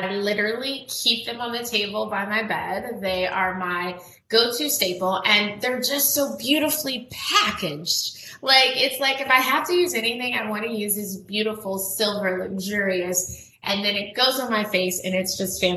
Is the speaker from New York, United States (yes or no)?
no; Texas, United States; I'm from Texas as well